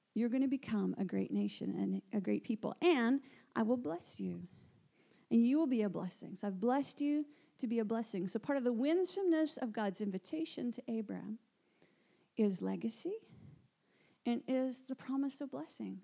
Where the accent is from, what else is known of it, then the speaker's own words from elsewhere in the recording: Canada; moved away as an adult; now in Guildford, United Kingdom; I am from Canada. Moved recently to the UK about seven months ago